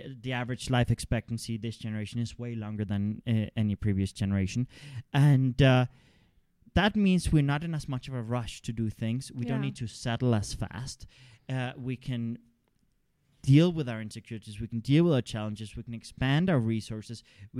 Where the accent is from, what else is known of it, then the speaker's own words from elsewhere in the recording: Denmark; also born or lived in Canada; I come from a liberal context. I come from liberal values. I grew up in Denmark and Canada and things like that.